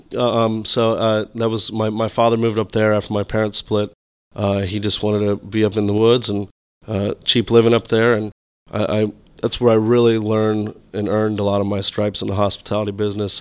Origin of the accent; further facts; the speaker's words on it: Florida, United States; growing up in Florida